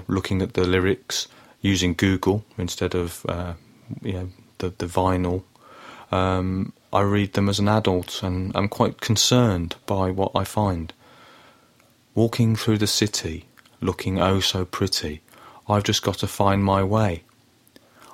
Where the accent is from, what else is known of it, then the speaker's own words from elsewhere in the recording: Birmingham, West Midlands, United Kingdom; I grew up in Birmingham in the 1980s